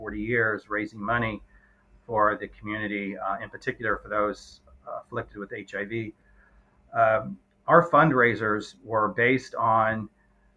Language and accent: English; Southern Indiana, United States; now in Indianapolis, United States; I grew up in Southern Indiana